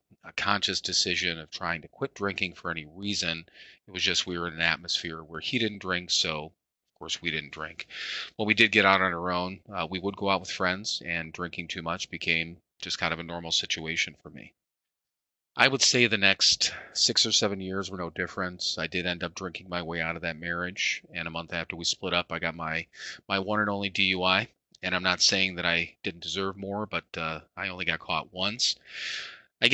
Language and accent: English; Parma, Ohio, United States; I was born in Parma, Ohio